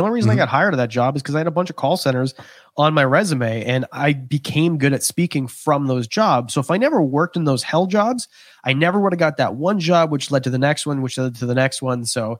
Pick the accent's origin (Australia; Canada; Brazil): Canada; I'm Canadian. That was the craziest thing I've ever heard.